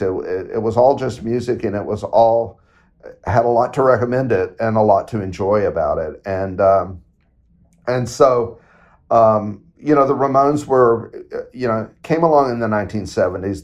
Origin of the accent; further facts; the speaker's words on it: Knoxville, Tennessee, United States; my hometown